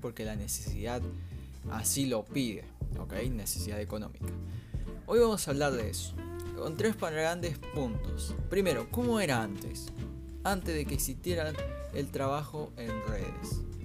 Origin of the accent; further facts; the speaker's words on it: Salto, Uruguay; al menos como salteño